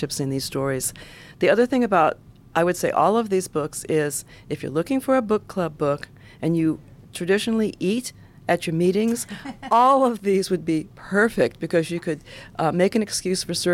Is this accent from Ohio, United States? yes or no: yes; Ohio, United States; I'm from Ohio